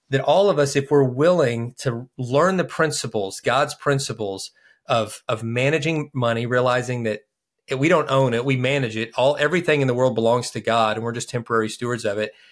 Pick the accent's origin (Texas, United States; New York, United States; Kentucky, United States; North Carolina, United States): Kentucky, United States; We're from Kentucky